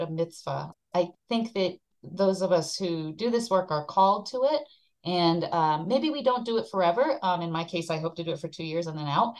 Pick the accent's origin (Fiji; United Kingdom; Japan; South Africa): Japan; moved away as an adult; I came from Japan. I was born and raised in Japan.